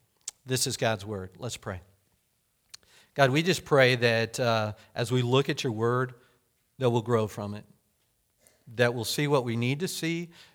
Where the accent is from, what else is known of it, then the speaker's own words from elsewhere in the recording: Hominy, Oklahoma, United States; when I was growing up in Oklahoma, the little town that I lived in grade school is Hominy.